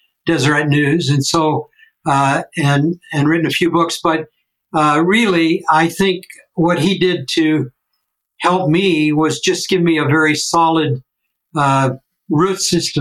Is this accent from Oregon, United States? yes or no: no; Pomona, California, United States; moved away as an adult; also born or lived in Chino, California / Littleton, Colorado / Provo, Utah; I was raised in Pomona, California, in a small 2-bedroom, 1-bathroom house